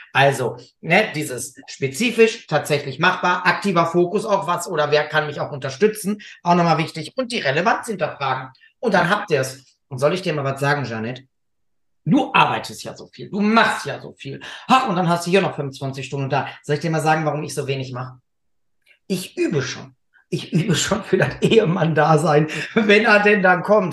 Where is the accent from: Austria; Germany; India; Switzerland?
Germany; Gelsenkirchen, North Rhine-Westphalia; bei uns in Gelsenkirchen